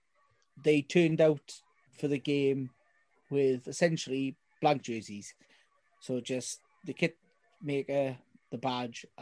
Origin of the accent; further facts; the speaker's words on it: the South Wales Valleys, United Kingdom; someone from the deeper depths of the valleys, in case you can't tell by my accent